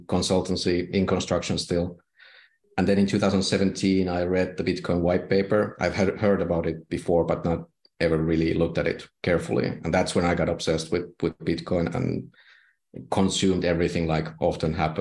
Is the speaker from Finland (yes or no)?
yes; Finland; I'm from Finland